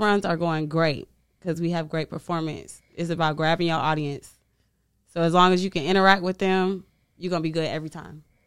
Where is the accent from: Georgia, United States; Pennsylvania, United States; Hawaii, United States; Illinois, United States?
Illinois, United States; Chicago; moved away; I'm from Chicago